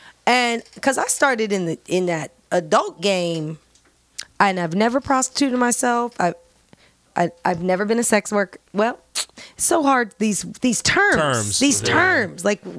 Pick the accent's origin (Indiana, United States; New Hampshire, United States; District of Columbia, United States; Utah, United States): Indiana, United States; moved away as an adult; also born or lived in Los Angeles; I came from Indiana. You know, moved to LA at 19.